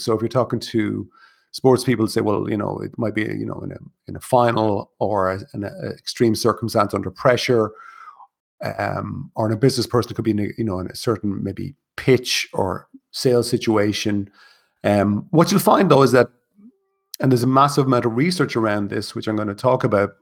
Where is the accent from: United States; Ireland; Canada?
Ireland; Kilkenny, Leinster; moved away; I'm originally from Kilkenny